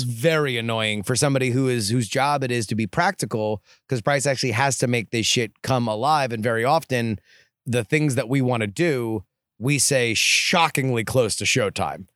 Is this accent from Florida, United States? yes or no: yes; South Florida, United States; now in Austin, United States; I grew up in South Florida, one of the most humid places on the planet.